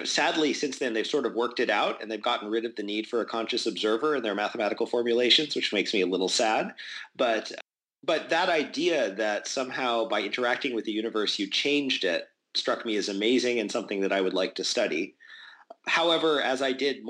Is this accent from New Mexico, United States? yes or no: yes; Albuquerque, New Mexico, United States; I grew up in Albuquerque, New Mexico